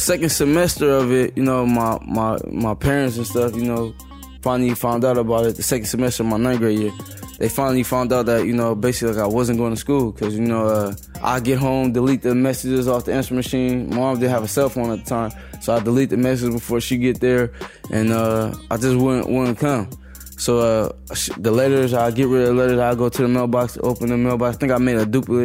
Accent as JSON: {"language": "English", "town": "Compton", "region": "California", "country": "United States", "tie": "born or raised there", "said": "I grew up in Compton"}